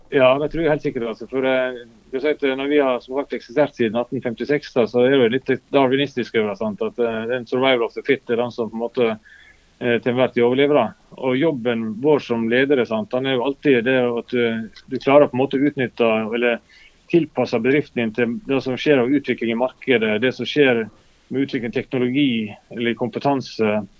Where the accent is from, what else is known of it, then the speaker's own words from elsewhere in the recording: Luster, Vestland, Norway; i Lyster, der vi kommer fra, i Sogn